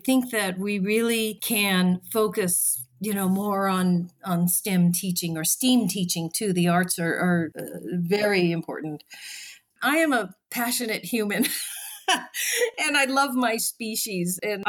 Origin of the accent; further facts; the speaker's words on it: Japan; born there; also born or lived in Australia; I've lived in Australia. I was born in Japan.